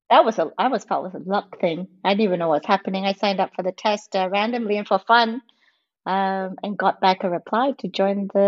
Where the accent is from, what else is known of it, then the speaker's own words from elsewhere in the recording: Malaysia; I'm from Malaysia